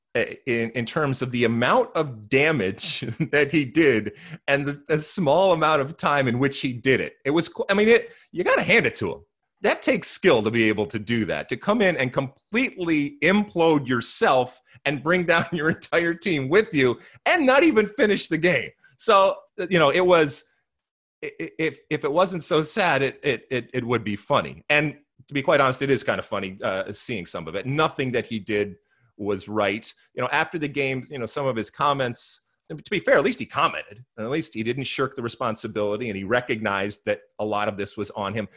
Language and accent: English; United States; as an American